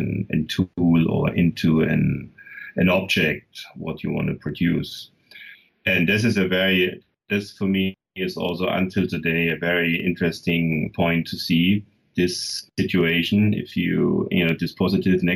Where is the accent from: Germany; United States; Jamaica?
Germany; I was born in the East